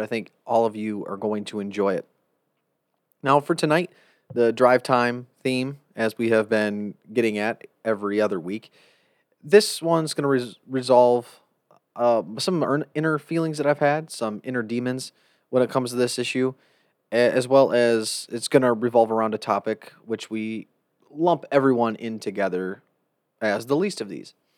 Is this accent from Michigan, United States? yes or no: yes; Jackson, Michigan, United States; Jackson, Michigan's my hometown.